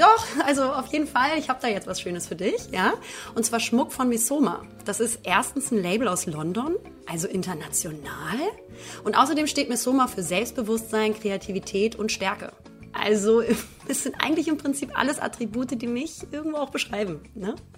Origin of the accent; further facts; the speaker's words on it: Hamburg, Germany; moved away; Es ist meine Stadt, aber es ist natürlich auch immer, ja, also natürlich äh, ist es meine Heimat